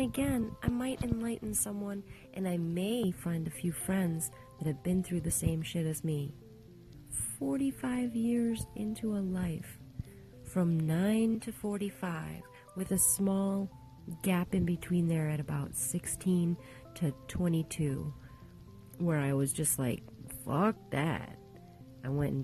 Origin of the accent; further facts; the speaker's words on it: Round Lake, Illinois, United States; the Church of Christ that I was raised in Round Lake, Illinois